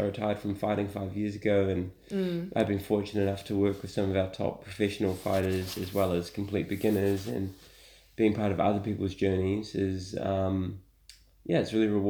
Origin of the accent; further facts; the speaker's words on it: Auckland, New Zealand; I'm from here. I'm from Auckland.